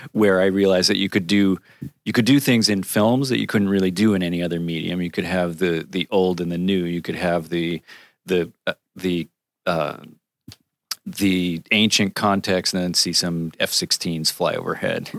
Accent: Connecticut, United States; I grew up in Connecticut

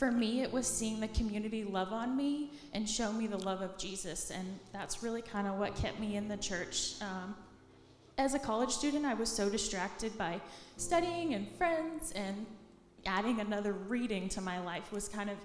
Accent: Palm City, Florida, United States; also born or lived in Coral Springs, Florida; now in Tallahassee, United States; moved to a small town called Palm City. That's on the east coast of Florida

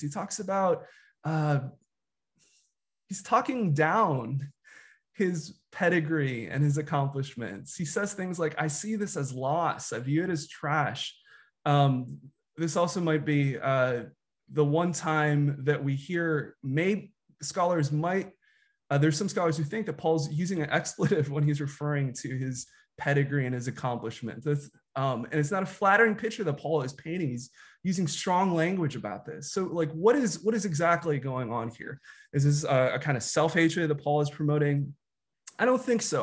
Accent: Chicago, Illinois, United States; I was, uh, a kid growing up in Chicago in the nineties

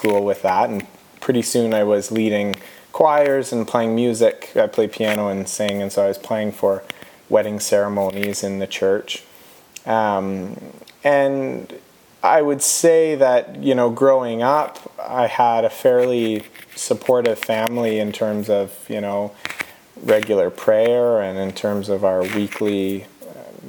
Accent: Hanover, Ontario, Canada; We grew up in Bruce County, Ontario

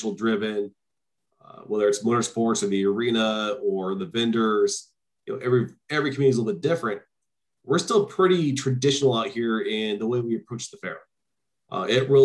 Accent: Turlock, California, United States; also born or lived in San Mateo, California; I'm from Turlock, Modesto, originally

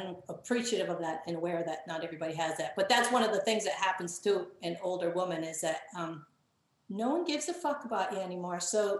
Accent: Barrington, Rhode Island, United States; I grew up in Barrington

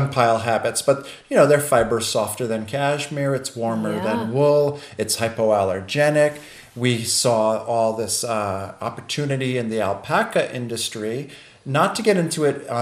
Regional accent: Port Chester, New York, United States; moved away; Born and raised in Port Chester, New York as a child

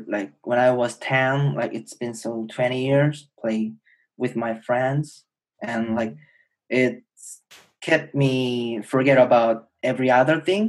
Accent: Seoul, South Korea; English is a second language; moved away as an adult; I'm a Korean and born and raised in Seoul, the capital city of Korea.

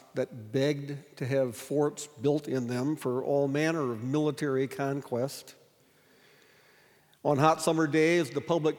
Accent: Sioux Falls, South Dakota, United States; I grew up in Sioux Falls

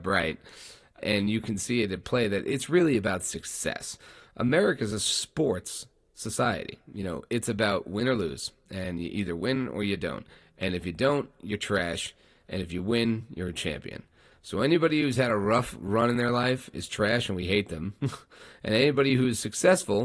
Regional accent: New York, United States; I grew up in New York

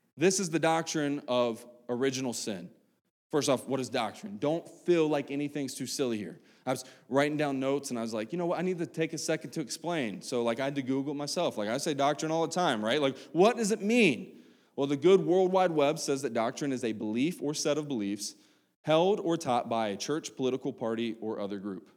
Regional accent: West Virginia, United States; moved away; back home in, in West Virginia, 'cause I'm from West Virginia.

